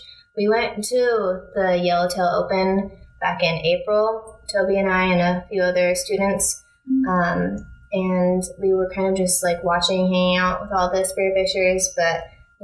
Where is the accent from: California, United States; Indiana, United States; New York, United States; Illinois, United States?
California, United States; Monterey; now in Tucson, United States; I grew up in Monterey swimming in the ocean there where it's like 50 degrees.